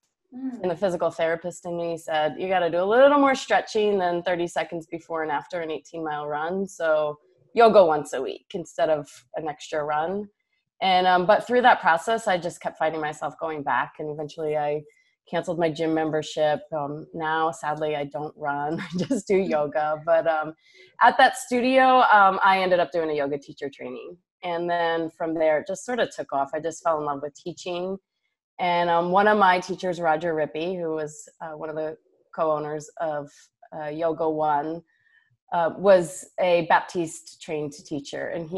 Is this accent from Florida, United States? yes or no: no; New Jersey, United States; also born or lived in New York City / Houston / Austin / San Francisco; now in Oklahoma City, United States; I'm from New Jersey. I lived in New York City, Houston, Austin, San Francisco, San Diego, and Singapore have all been home. And here I am in choosing Oklahoma City.